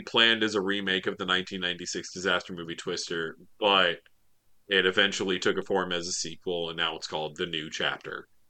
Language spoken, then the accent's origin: English; the South, United States; I'm from the South